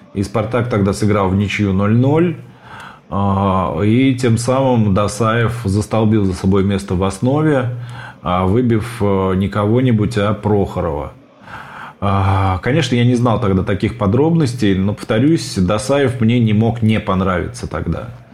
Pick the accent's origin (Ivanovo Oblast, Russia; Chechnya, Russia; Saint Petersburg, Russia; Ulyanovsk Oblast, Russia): Ulyanovsk Oblast, Russia; Ulyanovsk; И в мой родной город, в Ульяновск, переехали только уже перед самым моим рождением.